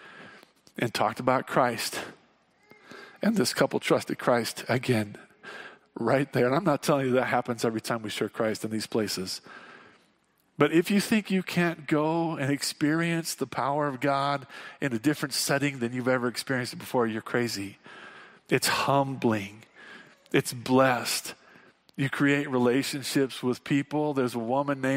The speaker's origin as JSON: {"language": "English", "region": "Wyoming", "country": "United States", "said": "we're from Wyoming and a lot of us camp"}